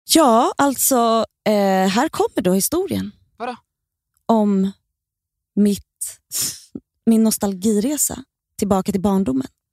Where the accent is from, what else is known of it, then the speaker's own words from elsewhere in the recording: Stockholm, Stockholm County, Sweden; jag är uppväxt i Bredäng också, men där mm. är jag hela tiden. Ja. Jag, där har jag varit sedan jag föddes tills idag